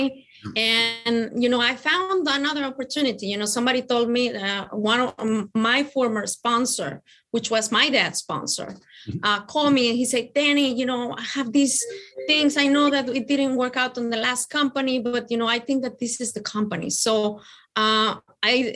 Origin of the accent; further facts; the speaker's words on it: Mexico City, Mexico; now in Tennessee, United States; I come from Mexico. I am originally from Mexico City.